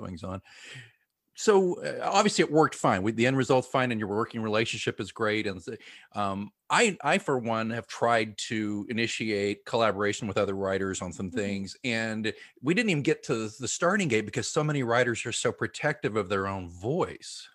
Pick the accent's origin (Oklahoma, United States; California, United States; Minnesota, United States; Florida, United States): Oklahoma, United States; Grew up in Oklahoma, uh, public education. Not, I wasn't in Tulsa.